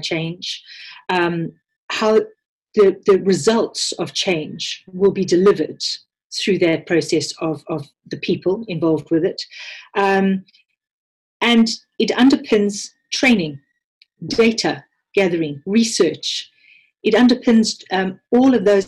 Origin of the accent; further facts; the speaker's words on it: South Africa; accent: South African; moved away; You can probably hear from my accent that I'm South African born, although I am a British citizen through my parents